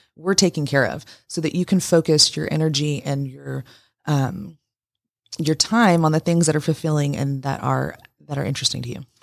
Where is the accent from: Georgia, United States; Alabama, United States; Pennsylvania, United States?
Georgia, United States; Woodstock; now in Rome, United States; I'm from Woodstock, Canton